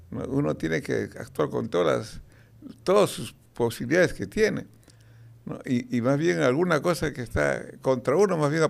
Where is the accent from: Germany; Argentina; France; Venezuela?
France; Spanish is a second language; Y cuando hablas de becas, pues, te, negaba porque soy francés.